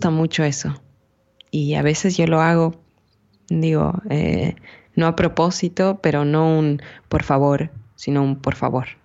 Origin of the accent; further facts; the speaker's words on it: Sierra, Ecuador; accent: serrano; es muy cercano al mío. Sí. Al nuestro, digamos, de la sierra.